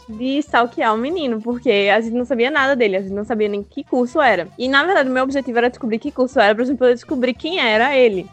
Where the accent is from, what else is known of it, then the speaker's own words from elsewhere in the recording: Candeias, Brazil; nós dois somos de Candeias